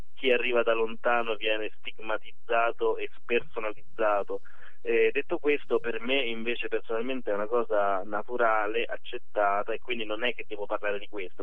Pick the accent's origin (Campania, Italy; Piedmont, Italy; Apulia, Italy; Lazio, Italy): Lazio, Italy; Rome; da romano